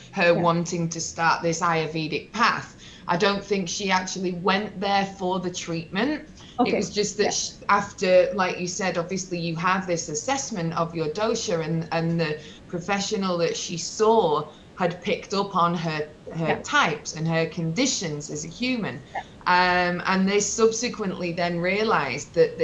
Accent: England, United Kingdom; a family growing up in England was quite unusual at that time

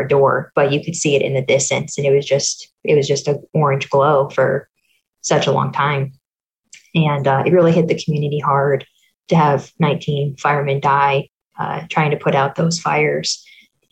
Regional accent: Arizona, United States; moved away as an adult; also born or lived in Lake Forest, Illinois / Florida; now in North Alabama, United States; I was raised in Arizona, and then I went to college in Florida

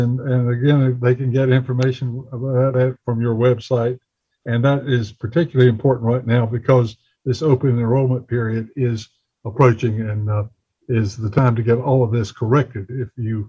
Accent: Bessemer City, North Carolina, United States; I grew up in Bessemer City, so I'm well aware of that one.

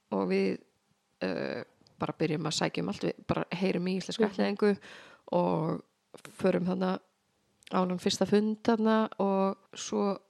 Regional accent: Fáskrúðsfjörður, Eastern Region, Iceland; also born or lived in North Iceland / Reykjavík; now in Reyðarfjörður, Iceland; ég er að austan ég er frá Fáskursfyrði en ég flutti síðan norður

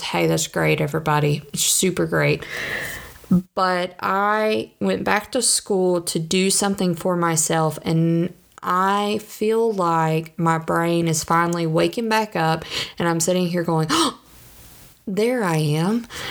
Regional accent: the South, United States; I'm from the South.

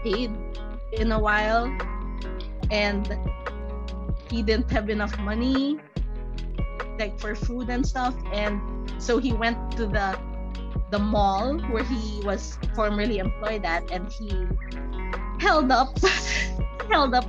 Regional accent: Philippines; I live in the Philippines, and the Philippines is a very conservative Catholic country, but at the same time I was raised with Buddhist culture

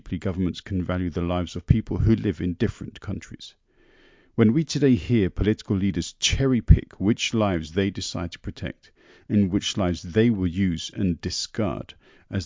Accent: England, United Kingdom; this crazy English dude over here

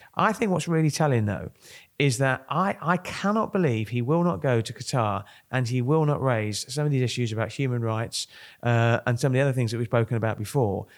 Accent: Kent, South East England, United Kingdom; moved away; I come from Kent

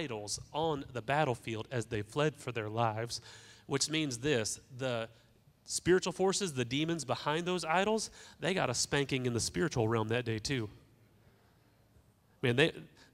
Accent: Newton, Kansas, United States; I'm from Newton, Kansas

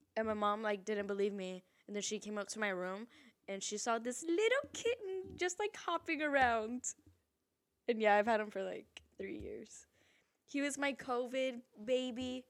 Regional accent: San Antonio, Texas, United States; moved away as an adult; now in California, United States; I'm from San Antonio, Texas

